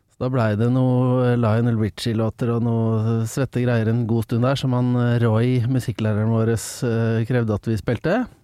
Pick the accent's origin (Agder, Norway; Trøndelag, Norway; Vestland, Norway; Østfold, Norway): Østfold, Norway; Engelsviken; Jeg er ja. fra Engelsviken, som er eh, en eh, forblåst knatt rett utafor Fredrikstad